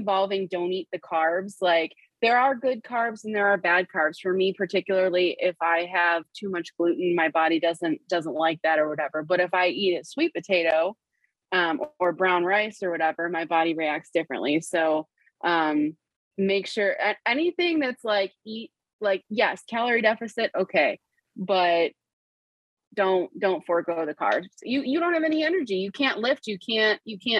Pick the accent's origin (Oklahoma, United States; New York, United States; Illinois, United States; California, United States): New York, United States; Western; We're from Western New York